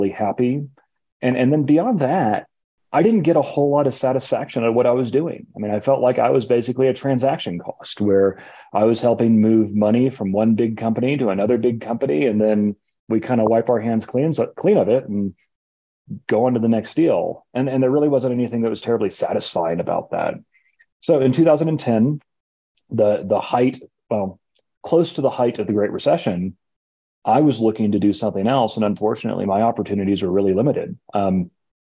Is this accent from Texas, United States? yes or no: yes; Austin, Texas, United States; The original location was actually in an old 1930s bungalow on, appropriately enough, Kirby Lane in Austin, Texas. And we actually lived in that house for the first couple of months of my life